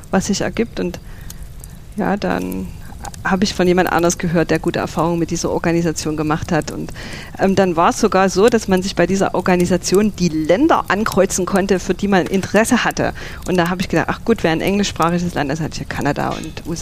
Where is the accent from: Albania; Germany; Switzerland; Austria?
Germany; Dippoldiswalde, Saxony; aufgewachsen und ja, meine Familie kommt von dort. Bin dort zur Schule gegangen, habe dort meine Jugendzeit verbracht.